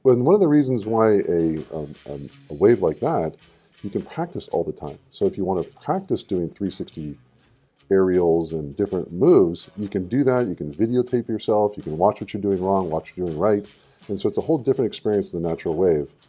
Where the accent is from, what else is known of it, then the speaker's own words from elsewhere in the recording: Southern California, United States; moved away as an adult; also born or lived in Japan; now in Hawaii, United States; growing up in Southern California and then traveling a lot, but starting in Southern California